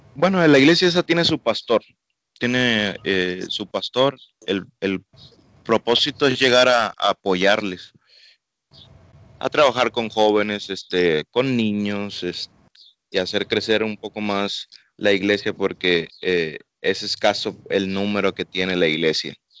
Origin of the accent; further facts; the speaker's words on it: Panama; moved away; also born or lived in Mexico; vamos a estar una temporada allá en mi país de origen, este, arreglando una documentación, porque es curioso, yo siendo panameño